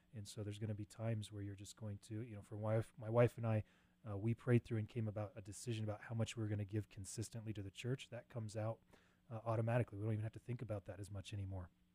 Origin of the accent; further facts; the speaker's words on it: Cheyenne, Wyoming, United States; Grew up in Cheyenne, went away to mm. college, came back.